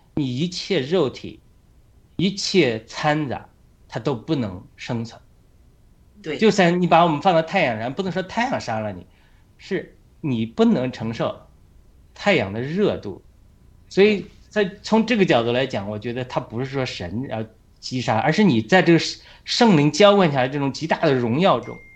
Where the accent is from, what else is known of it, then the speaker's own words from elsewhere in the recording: China; moved away as an adult; now in United States; 我们中国人